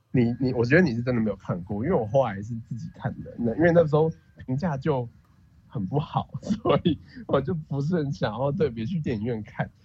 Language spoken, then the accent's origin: Chinese; Taiwan; 百分之九十我台湾人被这样讲，一定会超不爽。但就是这就是我们的 background